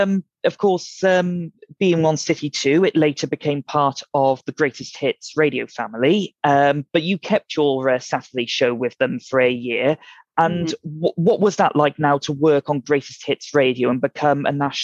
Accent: Cardiff, Wales, United Kingdom; being a Cardiff born boy

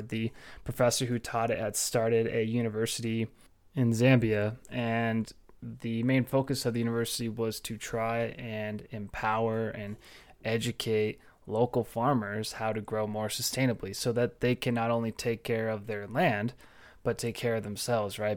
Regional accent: Orange County, California, United States; now in Fort Collins, United States; growing up in Orange County and being so close to the ocean

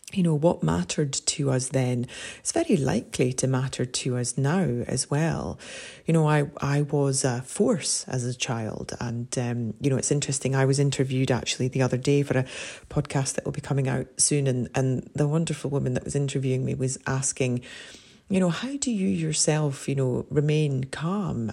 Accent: Scotland, United Kingdom; as a Scot and a Celt

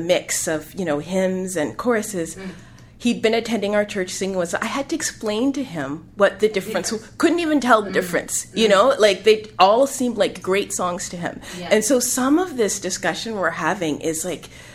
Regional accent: Canada; I am African Canadian

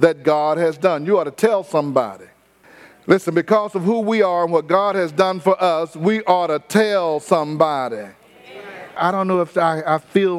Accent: Houston, Texas, United States; I didn't tell them I was from Fifth Ward.

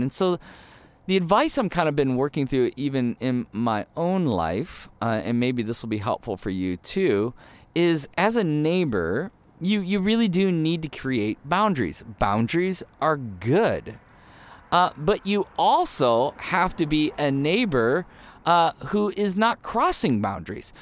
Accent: Ohio, United States; moved away as an adult; also born or lived in Michigan / Chicago; now in Arizona, United States; born in Michigan, grew up in Ohio

